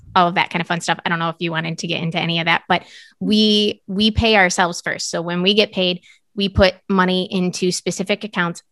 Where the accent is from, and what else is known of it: United States